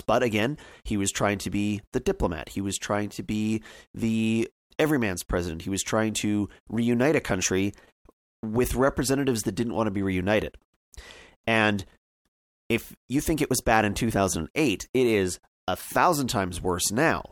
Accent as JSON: {"language": "English", "country": "Canada"}